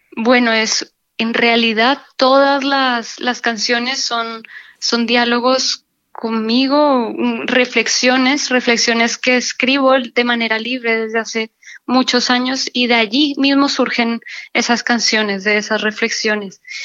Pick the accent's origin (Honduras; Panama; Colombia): Colombia; moved away as an adult; also born or lived in Barcelona, Spain; now in Seville, Spain; en España vine de Colombia hace 15 años